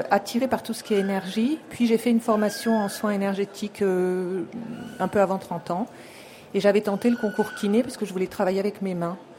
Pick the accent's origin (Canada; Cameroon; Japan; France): Japan; Du Japon.